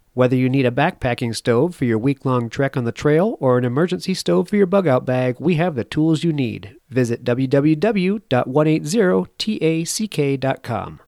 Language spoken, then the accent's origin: English; East Coast, United States; moved away; I grew up on the East Coast, and I just all I remember is uh, the darn rock walls everywhere, and having to build the rock walls as a kid